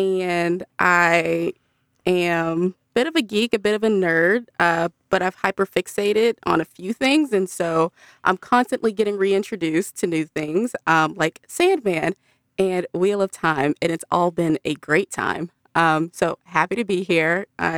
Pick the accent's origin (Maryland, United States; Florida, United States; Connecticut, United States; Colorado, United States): Maryland, United States; now in Alabama, United States; I grew up in Maryland, USA, and now I live in Alabama.